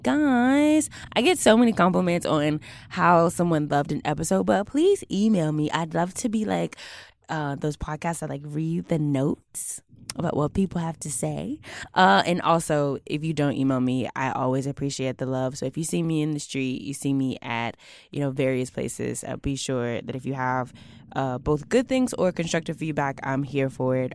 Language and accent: English; Houston, Texas, United States; moved away; I'm from Houston